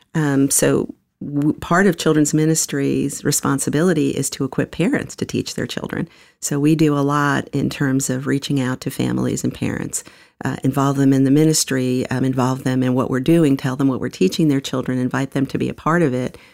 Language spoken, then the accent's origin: English; New York, United States; moved away as an adult; now in Atlanta, United States; I was born in the Bronx, New York. Um, grew up in a couple of different parts of New York, including Manhattan, Queens